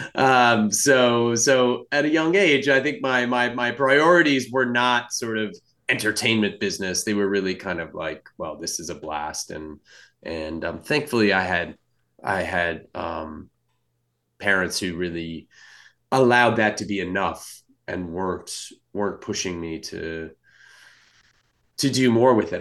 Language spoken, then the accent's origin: English; California, United States; I grew up in California